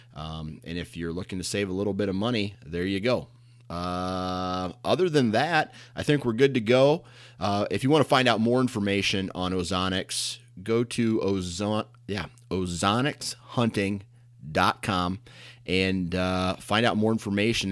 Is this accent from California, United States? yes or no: no; Iowa, United States; I'm born and raised in Iowa